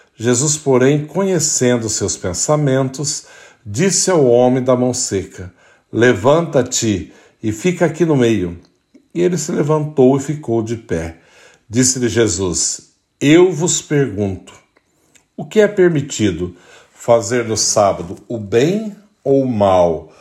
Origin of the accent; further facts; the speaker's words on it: Brazil; now in United States; somos brasileiros